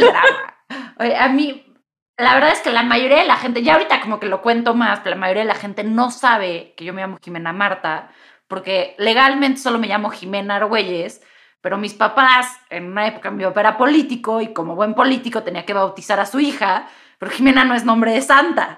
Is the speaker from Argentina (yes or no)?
no; Mexico City, Mexico; como buena chilanga y aparte buena chilanga de ambiente liberal